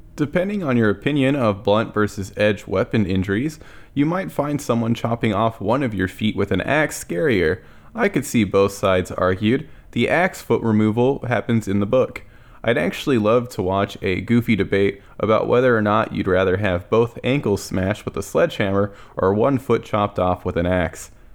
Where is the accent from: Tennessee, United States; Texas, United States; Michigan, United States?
Texas, United States; As a Texan, I've never encountered real snow.